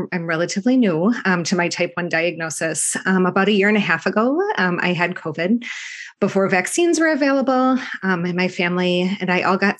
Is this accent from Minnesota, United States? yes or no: yes; Minneapolis, Minnesota, United States; also born or lived in Michigan; I've lived here most of my life